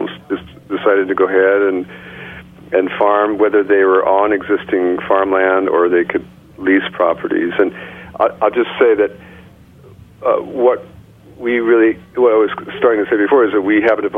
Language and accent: English; Illinois, United States; now in Rockland County, United States; I'm from Illinois. I grew up around farms